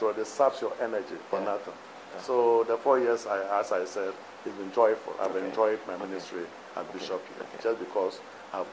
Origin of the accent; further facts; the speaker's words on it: Akonwai, Western Region, Ghana; also born or lived in Gambia / Rome; now in Takoradi, Ghana; I come from Akonwai.